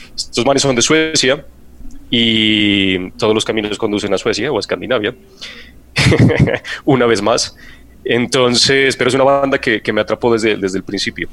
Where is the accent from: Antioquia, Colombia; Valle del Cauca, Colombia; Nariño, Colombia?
Nariño, Colombia; Pasto; now in Bogotá, Colombia; en mi tierra